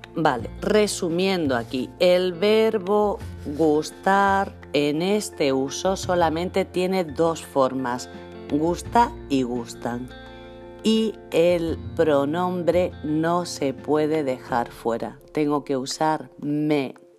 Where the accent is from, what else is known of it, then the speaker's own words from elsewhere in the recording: Spain; also born or lived in Marbella, Spain; hablamos los españoles